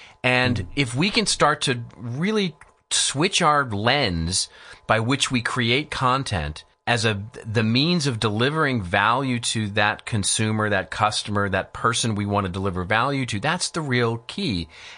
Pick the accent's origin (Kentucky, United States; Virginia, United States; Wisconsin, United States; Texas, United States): Texas, United States; I grew up in Texas. And so I grew up on ranches and with cowboys and with, you know, that sort of mentality. I mean, I grew up in the country